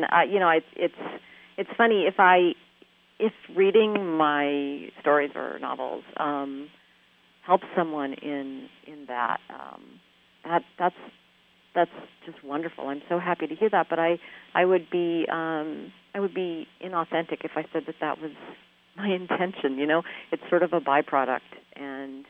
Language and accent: English; Bay Area, California, United States; moved away as an adult; also born or lived in Midwest; I grew up in the Bay Area, spent first 18 of my years here